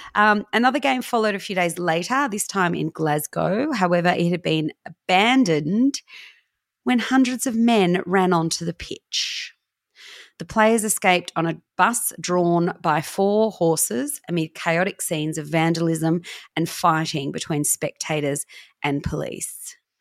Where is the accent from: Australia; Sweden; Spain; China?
Australia; Newcastle, New South Wales; I was born in Newcastle and I'm adopted.